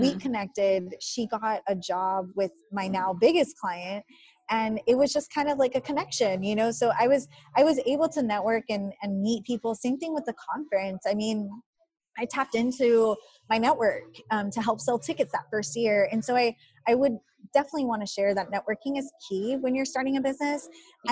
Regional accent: Rio Grande Valley, Texas, United States; now in San Antonio, United States; I was born and raised in the Rio Grande Valley, so I lived on the border and coming to San Antonio, that's like a big city

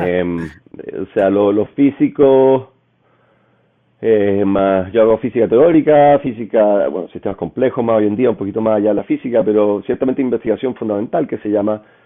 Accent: Chile; moved away as an adult; also born or lived in Paris, France; yo me fui de Chile

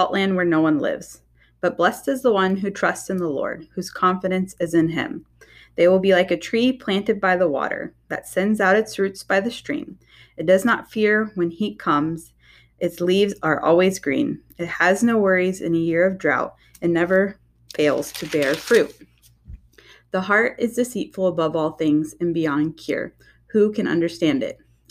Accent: Oklahoma, United States; moved away as an adult; now in Michigan, United States; I grew up down in Oklahoma, moved up to Michigan right before I got married.

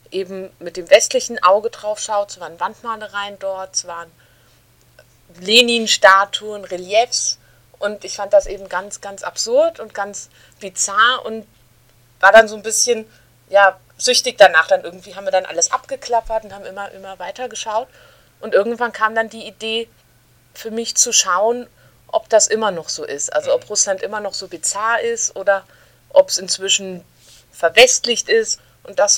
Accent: Berlin, Germany; Ich komme ja aus Berlin, wohne jetzt seit gut zehn Jahren in Berlin

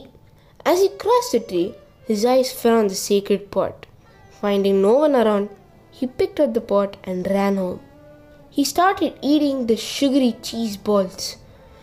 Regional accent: Odisha, India; my home state, Odisha.

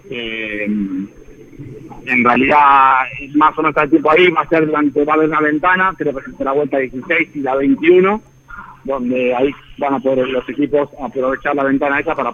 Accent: Argentina; Eh, todos los que somos argentinos, el equipo de Escuadra Martínez, tuvimos muchas gestiones ahí

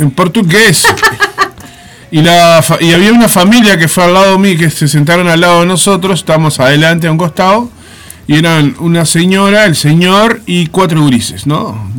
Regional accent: Artigas, Uruguay; Cuando yo era chico me acuerdo que en, mi pueblo eh, yo era, tan desgraciado que había cine en Ortigas

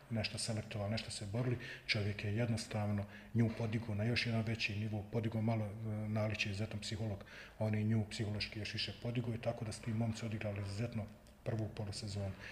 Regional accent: Tuzla, Federation of Bosnia and Herzegovina, Bosnia & Herzegovina; pa ja sam Tuzlak, pa ja sam Slobodaš

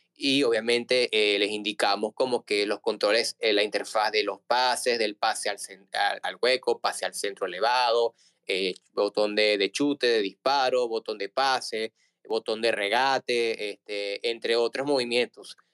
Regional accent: Margarita Island, Nueva Esparta, Venezuela; soy venezolano

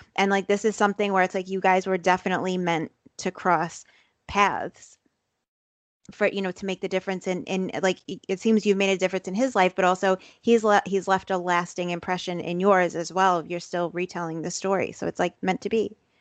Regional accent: New York City, New York, United States; I grew up in Brooklyn, in Bensonhurst, Brooklyn

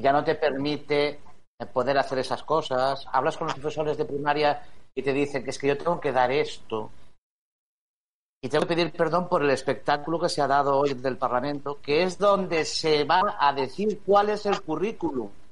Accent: Spain; como español

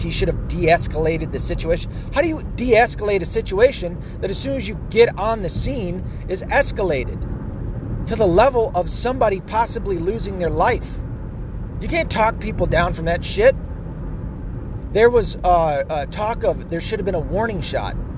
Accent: the South, United States; I grew up in the South

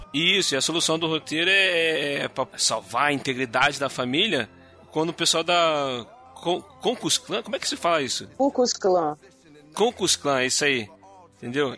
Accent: Rio de Janeiro, Brazil; Eu sou carioca

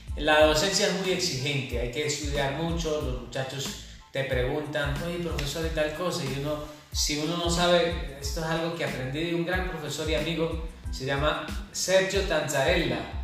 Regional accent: Mogotes, Santander, Colombia; moved away; also born or lived in Sabana de Torres; cuando yo me fui de Mogotes yo decía, no, pero este peladero, este pueblito tan chiquito

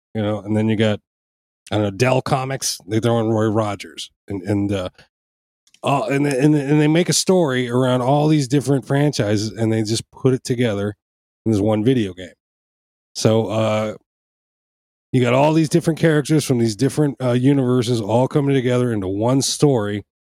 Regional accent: Panama; now in United States; in Panama, I grew up watching them

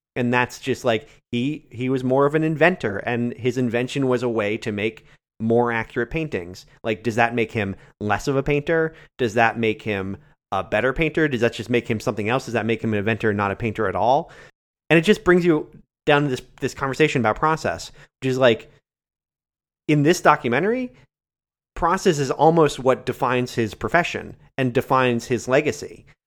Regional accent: near Greenfield, Massachusetts, United States; my town's so small, there are only, like, five thousand people, so I, I claim Greenfield

